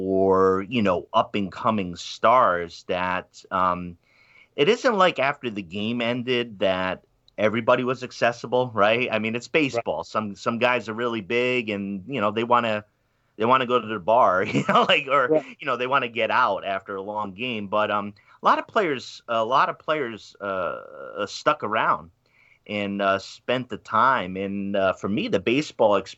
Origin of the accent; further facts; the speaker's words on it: Pawtucket, Rhode Island, United States; I'm from Pawtucket, Rhode Island